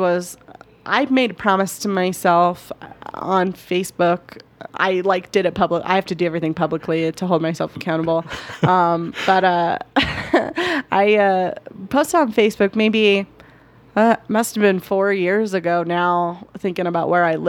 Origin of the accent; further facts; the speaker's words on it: Denver, Colorado, United States; also born or lived in Greeley; I grew up in Denver